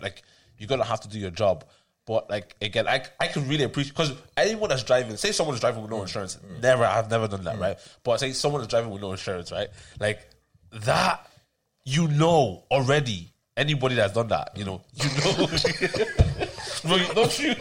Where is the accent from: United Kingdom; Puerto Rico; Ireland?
Ireland; also born or lived in Tallaght; we grew up in Ireland